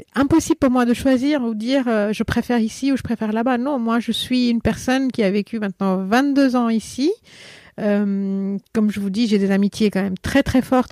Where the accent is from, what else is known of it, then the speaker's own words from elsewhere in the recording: India; French is a second language; moved away as an adult; now in Paris, France; en Inde aussi, ce qui est important à savoir, c'est qu'on ne parle pas une langue. On parle plusieurs langues parce qu'on parle la langue nationale qui est hindi et souvent on parle notre langue maternelle